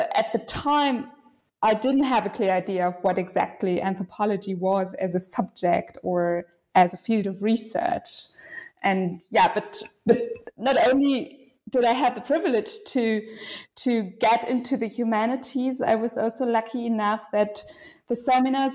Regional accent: western Germany, Germany; moved away as an adult; now in Berlin, Germany; I was born in Western Germany, in a small town that is known for its university and many students

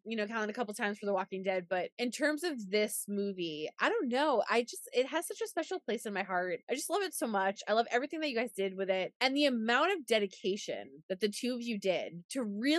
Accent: New York, United States; I'm from New York. There's a similar accent there.

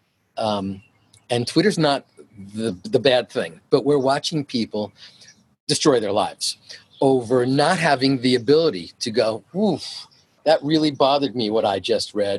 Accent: New York, United States; moved away as an adult; It's part of my upbringing. I'm from New York.

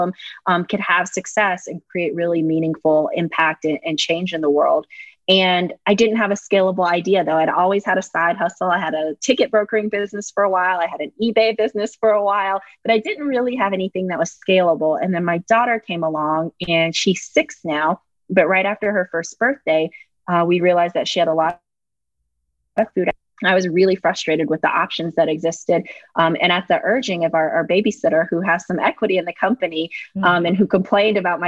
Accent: Fayetteville, North Carolina, United States; I'm from Fayetteville, North Carolina

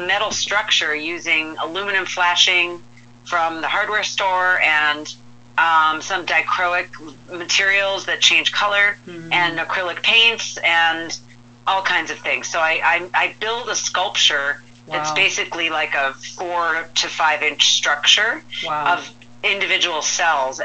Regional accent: Midwest, United States; moved away; also born or lived in Rhode Island; I grew up in the Midwest

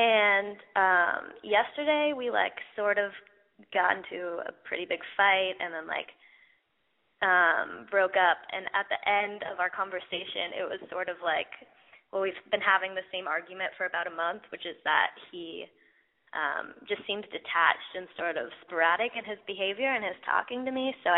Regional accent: Los Angeles, California, United States; now in New York, United States; I'm from Los Angeles, but I'm in New York right now.

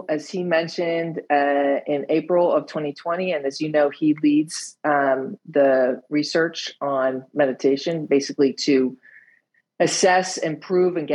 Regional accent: United States; accent: American; now in Netherlands; I live in the Netherlands. I'm American, as you can hear by my accent

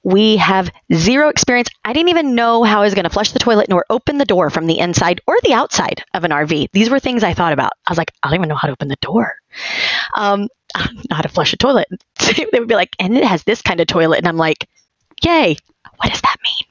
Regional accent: Texas, United States; now in Tampa, United States; I'm from Texas

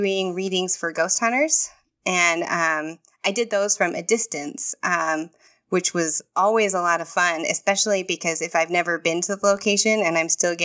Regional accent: Texas, United States; moved away as an adult; now in Florida, United States; I am from Texas, and I've lived in Texas my whole life.

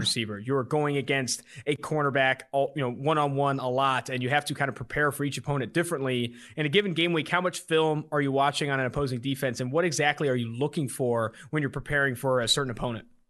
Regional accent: West Coast, United States; now in Cincinnati, United States; I'm also from the West Coast

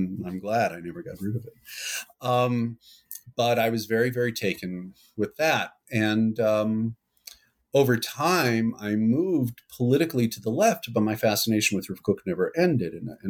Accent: New York, United States; Well, I'm from New York originally. I grew up in the west side of Manhattan, as I always say, the pre-gentrified west side of Manhattan. Grew up in the world of modern orthodoxy.

